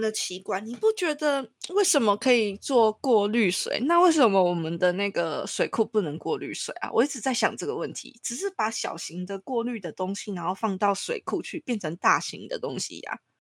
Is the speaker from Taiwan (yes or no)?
yes; Taiwan; 我们台湾的比较低调